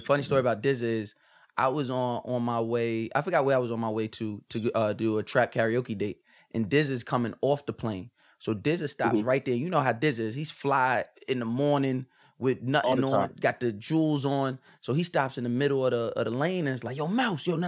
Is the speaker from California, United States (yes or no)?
no; Long Island, New York, United States; I'm from Long Island